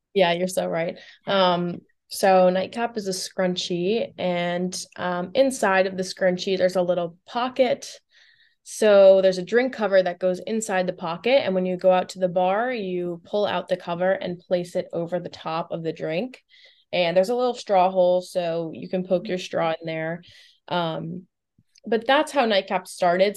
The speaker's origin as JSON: {"language": "English", "town": "Boca Raton", "region": "Florida", "country": "United States", "tie": "born or raised there", "also_born_or_lived": "Tampa, Florida", "said": "So, I grew up in South Florida, um, specifically, like, Boca Raton, uh, Del Rey area."}